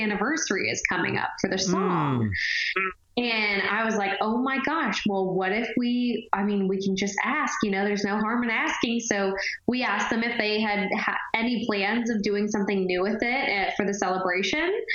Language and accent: English; Texas, United States; now in Nashville, United States; I grew up in the Texas Opry, so my dad and I would actually sing the duet all the time ever since I was like 10, 11 years old.